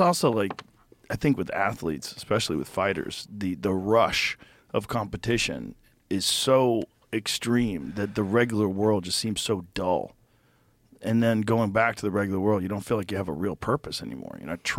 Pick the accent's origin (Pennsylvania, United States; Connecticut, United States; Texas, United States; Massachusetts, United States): Massachusetts, United States; Boston; born or raised there